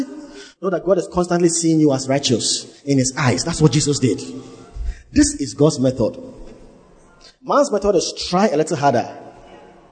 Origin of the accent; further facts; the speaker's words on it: Cape Coast, Central Region, Ghana; I was born in Cape Coast